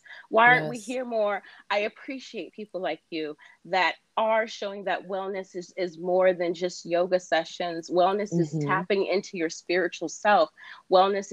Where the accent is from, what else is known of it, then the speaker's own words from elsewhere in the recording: New York City, New York, United States; I'm a New York City native. Me too. Born and raised in Queens.